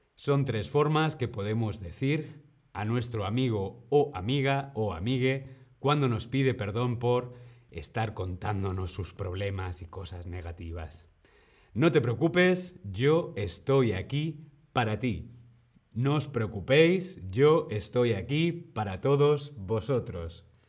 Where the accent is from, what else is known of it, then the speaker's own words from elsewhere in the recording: Spain; yo soy de España